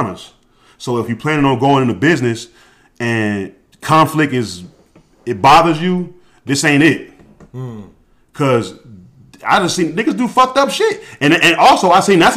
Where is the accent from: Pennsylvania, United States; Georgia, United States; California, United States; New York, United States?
Georgia, United States; an hour and a half outside of Atlanta; moved away; We grew up an hour and a half outside of Atlanta. I happened to be back in my hometown